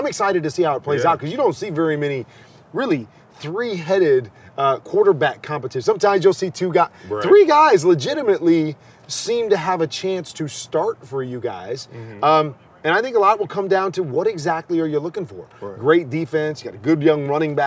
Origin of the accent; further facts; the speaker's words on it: Midwest, United States; now in Arizona, United States; I grew up in the Midwest